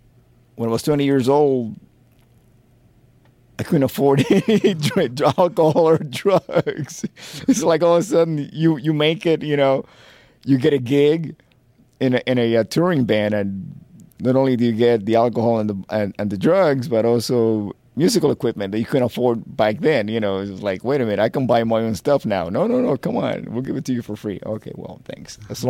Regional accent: Miami, Florida, United States; Look, you have to remember, I come from Miami. That was like party town. I could have stayed playing in a disco band.

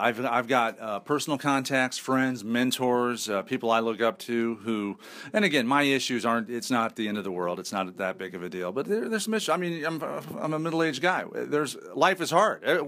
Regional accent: Indianapolis, Indiana, United States; I'm from Indianapolis. We have awful winters

